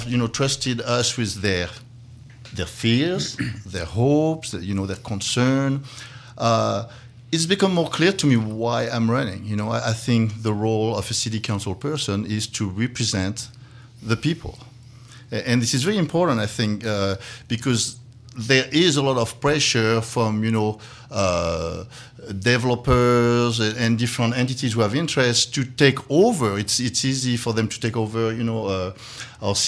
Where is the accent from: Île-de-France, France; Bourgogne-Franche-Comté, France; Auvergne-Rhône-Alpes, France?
Bourgogne-Franche-Comté, France; Dijon; English is a second language; moved away as an adult; now in Valparaiso, United States; I just decided to keep the accent. I was born in Dijon, France